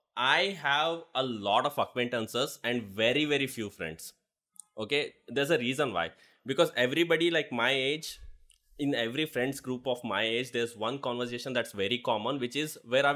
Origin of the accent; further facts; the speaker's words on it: Haveri, Karnataka, India; moved away as an adult; now in Bangalore, India; It's still my hometown.